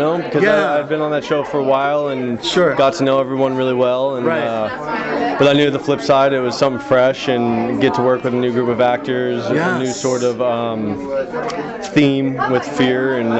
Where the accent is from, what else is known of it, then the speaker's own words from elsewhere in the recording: Austin, Texas, United States; moved away; I moved back to my hometown to film the show. I'm from Austin, Texas.